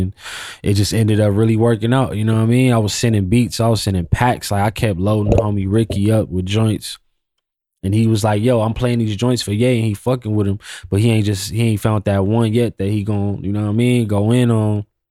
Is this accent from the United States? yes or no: yes; Pasadena, California, United States; also born or lived in Fontana, California / Inland Empire, California; I'm from Pasadena slash I E. I actually lived in Pasadena longer than I lived